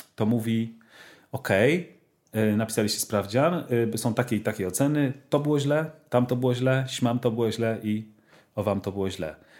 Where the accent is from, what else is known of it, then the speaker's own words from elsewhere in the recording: Poland; ja się wychowałem w tym systemie edukacji polskiej